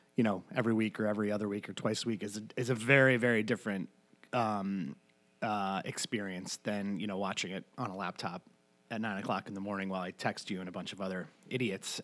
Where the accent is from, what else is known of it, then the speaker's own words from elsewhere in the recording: New York, United States; now in Madison, United States; growing up in New York